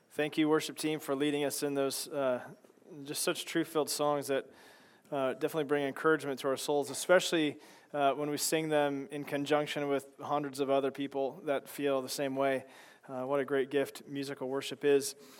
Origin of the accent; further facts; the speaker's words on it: Chicago, Illinois, United States; now in Lynden; I come from Chicago